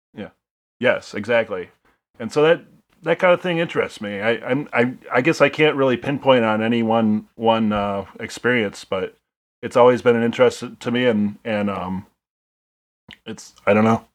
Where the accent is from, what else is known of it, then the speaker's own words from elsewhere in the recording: Shawano, Wisconsin, United States; also born or lived in Peshtigo, Wisconsin / Marinette, Wisconsin / Stevens Point, Wisconsin; I grew up in Shano, Shano, Wisconsin, which is northern, northern Wisconsin, and then, um, kinda moved around a bit